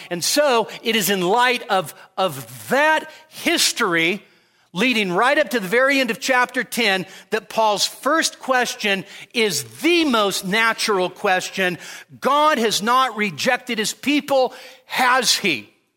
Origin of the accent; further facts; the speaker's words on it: Sacramento, California, United States; moved away as an adult; also born or lived in Marysville, California; now in Nevada, United States; born in Marysville, raised in Sacramento